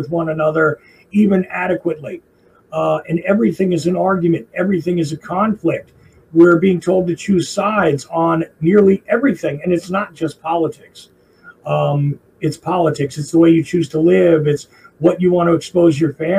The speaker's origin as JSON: {"language": "English", "region": "New Jersey", "country": "United States", "accent": "Jersey", "moved": "yes", "lives_now": "Georgia, United States", "said": "I am a Jersey guy. I live in Georgia now. So occasionally you hear weird little drawls come out of my language. But generally speaking, you can tell I'm a guy from Jersey when I speak"}